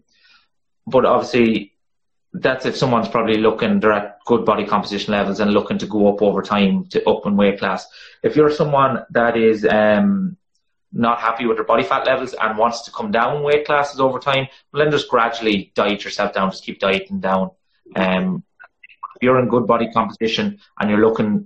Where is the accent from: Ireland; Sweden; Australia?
Ireland; accent: monotone bogman; my monotone bogman accent